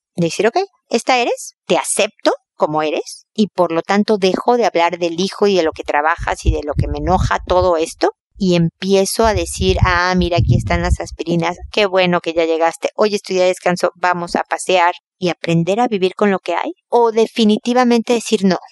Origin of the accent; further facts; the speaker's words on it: Mexico; now in Chile; soy mexicana